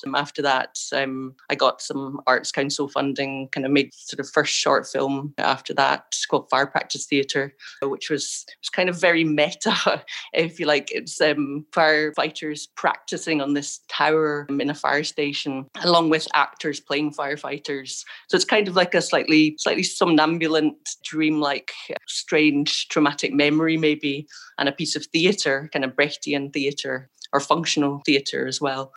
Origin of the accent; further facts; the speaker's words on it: Scotland, United Kingdom; moved away as an adult; also born or lived in Ireland; Originally, I'm from Scotland, and then I've been living in Ireland uh, since I was about 25